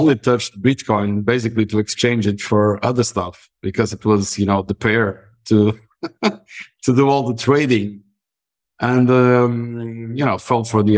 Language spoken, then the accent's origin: English; Madeira, Portugal; I'm a Madeiran, born and raised